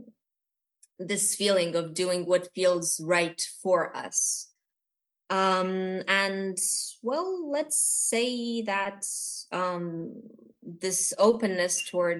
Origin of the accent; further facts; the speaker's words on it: Bucharest, Romania; I am from Romania. I'm actually born here, so I'm Romanian. This is my heritage